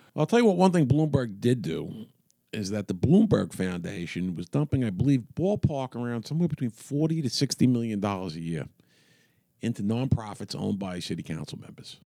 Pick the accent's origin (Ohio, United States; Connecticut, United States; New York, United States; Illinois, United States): New York, United States; New York City; When I grew up in Queens in the, in the sixties